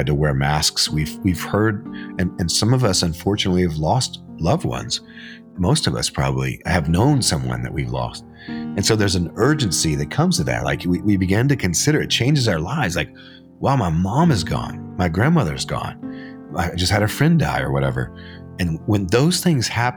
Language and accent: English; Arkansas, United States; I was born in Arkansas, and I grew up hunting and fishing